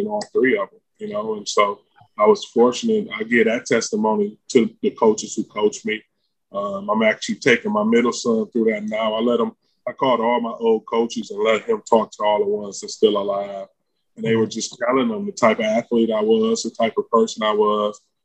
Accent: Detroit, Michigan, United States; born or raised there; now in Los Angeles, United States

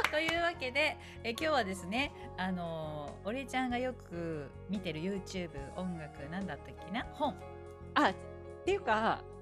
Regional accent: Japan; born there; じゃあ私はなんで日本に生まれたのかなみたいなね

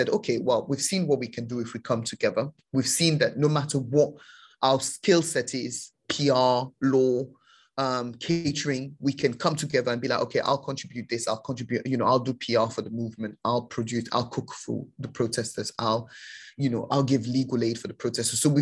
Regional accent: Sierra Leone; I'm not Nigerian, I'm from Sierra Leone

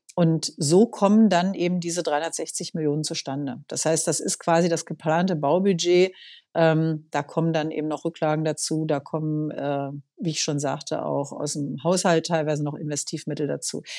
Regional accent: Berlin, Germany; ich bin in Berlin geboren, also äh, bin hier aufgewachsen, immer schon in dieser Stadt

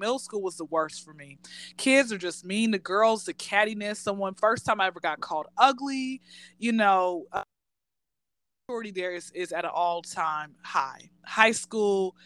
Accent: Atlanta, Georgia, United States; born and raised in Atlanta

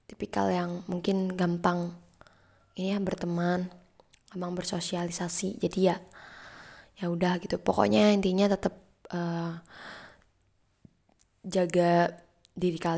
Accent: Tuban, East Java, Indonesia; karena culture-nya itu dari aku Jawa Timur ya walaupun sama Jawa Timur aku dari Tuban teman aku banyakkan dari Surabaya

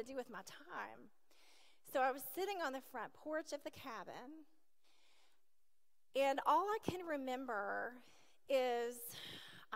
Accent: Nashville, Tennessee, United States; also born or lived in Lewisburg; I was raised in Nashville, as I shared, in an alcoholic family.

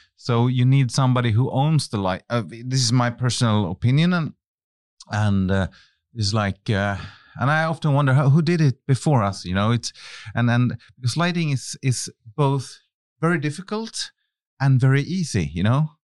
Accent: Finland; moved away as an adult; I come from Finland, and I was a very shy young man at the time

